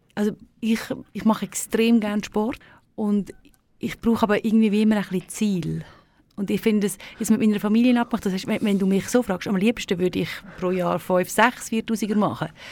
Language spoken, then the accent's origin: German; Thalheim, Aargau, Switzerland; Das ist also ein Schussdorf äh, da am Fuß der Staffelegg. Ja. Ähm, dort bin ich ähm, aufgewachsen